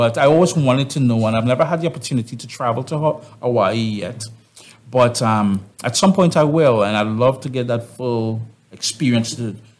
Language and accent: English; Trinidad & Tobago; now in Canada; I am from the Caribbean. I got Caricom blood flowing through my hands, my veins